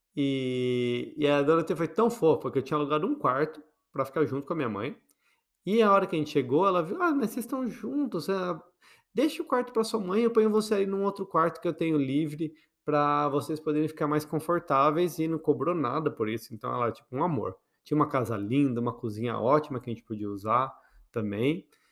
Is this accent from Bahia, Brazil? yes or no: no; Botucatu, São Paulo, Brazil; quando eu era criança, lá em Botucatu, então imagine uma criança, bichinha, numa cidade pequena